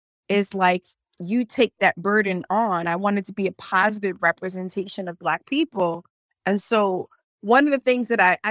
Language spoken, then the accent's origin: English; Boston, Massachusetts, United States; I was born and raised in Boston